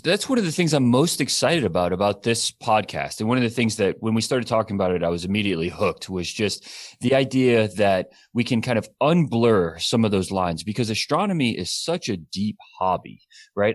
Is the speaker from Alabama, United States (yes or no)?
yes; Alabama, United States; also born or lived in Tennessee; now in California, United States; I grew up in Alabama and then moved to Tennessee